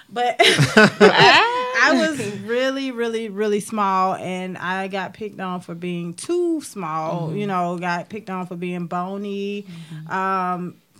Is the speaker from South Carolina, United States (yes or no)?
yes; Rock Hill, South Carolina, United States; I'm from Rock Hill, South Carolina